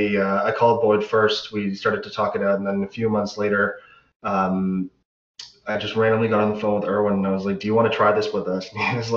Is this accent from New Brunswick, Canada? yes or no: no; Pickering, Ontario, Canada; We grew up together in Pickering.